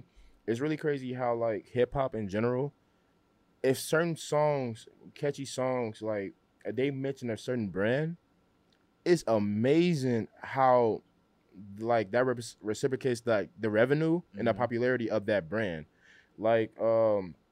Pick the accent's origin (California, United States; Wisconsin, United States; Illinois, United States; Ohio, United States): Illinois, United States; Chicago; being in Chicago, growing up in Chicago